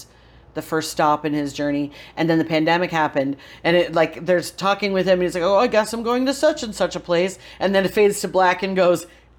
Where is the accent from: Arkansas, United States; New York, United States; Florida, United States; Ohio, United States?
New York, United States; Johnstown; moved away; my hometown, which is Johnstown, New York, Podunk, upstate New York